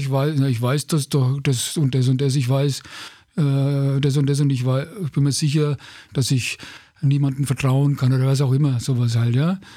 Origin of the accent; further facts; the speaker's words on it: Bavaria, Germany; Ne, als Franke kann man dann, sagt